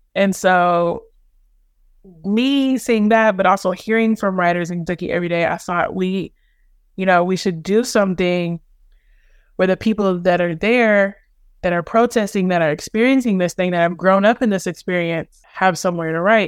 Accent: Louisville, Kentucky, United States; I'm a poet from Louisville

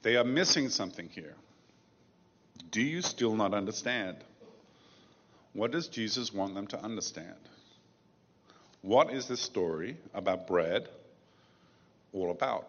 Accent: England, United Kingdom; I grew up in England

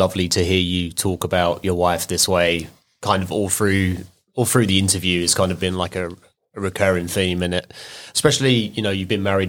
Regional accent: West Tennessee, United States; I'm from West Tennessee.

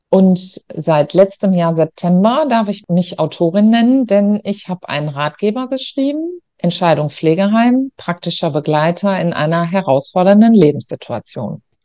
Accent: Ruhr area, North Rhine-Westphalia, Germany; ich komme aus Nordrhein-Westfalen, aus dem Ruhrgebiet und habe auch immer nur dort gearbeitet

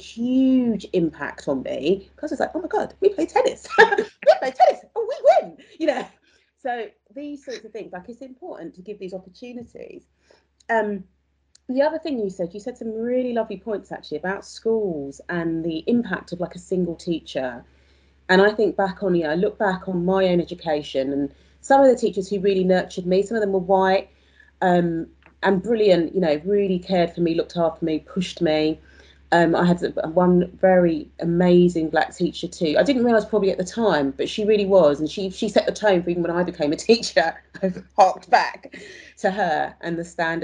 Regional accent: London, United Kingdom; I'm from South East London too

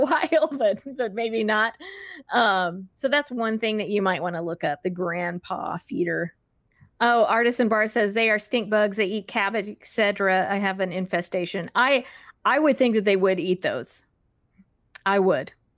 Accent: Texas, United States; moved away; I grew up in Texas

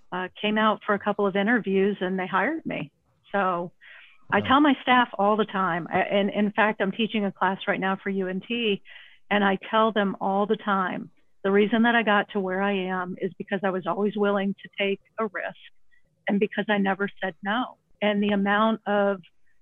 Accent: Fort Lauderdale, Florida, United States; also born or lived in Orlando, Florida; I grew up in Fort Lauderdale, and then my dad moved us up to the Orlando area my last 2 years of high school

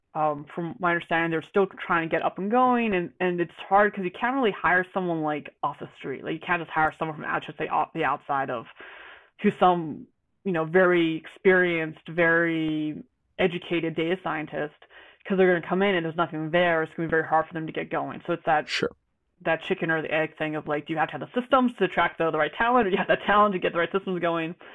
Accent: Georgia, United States; moved away as an adult; now in Spokane, United States; I'm I'm from Georgia, and then I was in the military.

